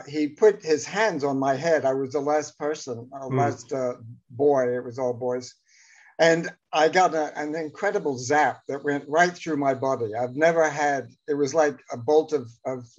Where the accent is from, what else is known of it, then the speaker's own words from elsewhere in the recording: Atlanta, Georgia, United States; I grew up in Atlanta, Georgia